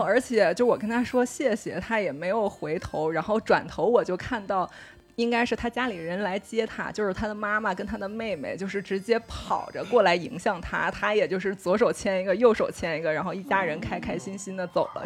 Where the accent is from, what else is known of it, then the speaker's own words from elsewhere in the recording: China; 我是中国人